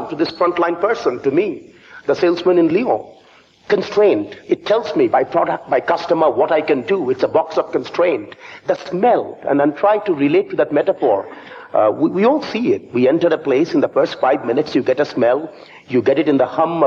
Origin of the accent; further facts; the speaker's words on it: Kolkata, West Bengal, India; also born or lived in Fontainebleau, France; now in London, United Kingdom; I come from India, from the eastern part of India. My hometown is the city of Calcutta.